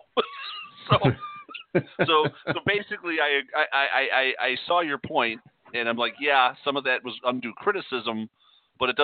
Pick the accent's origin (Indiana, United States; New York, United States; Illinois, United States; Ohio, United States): Illinois, United States; Chicago; we're both from Chicago